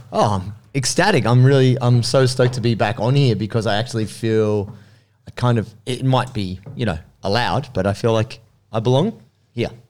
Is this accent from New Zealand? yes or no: no; Sydney, New South Wales, Australia; moved away as an adult; also born or lived in Blue Mountains / Melbourne; I grew up in Sydney as a teenager